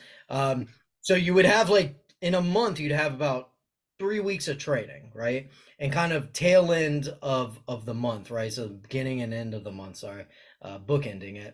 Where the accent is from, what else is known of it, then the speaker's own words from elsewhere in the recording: Miami, Florida, United States; I'm born and raised in Miami